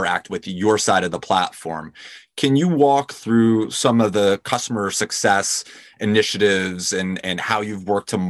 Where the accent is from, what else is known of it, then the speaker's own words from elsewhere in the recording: New York City, New York, United States; I grew up in New York City in a 200 unit co-op.